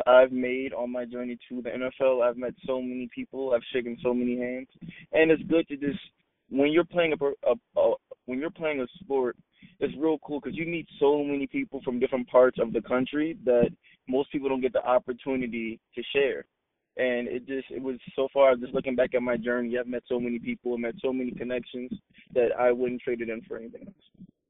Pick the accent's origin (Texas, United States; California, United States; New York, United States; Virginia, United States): New York, United States; Long Island; I'm from Long Island, New York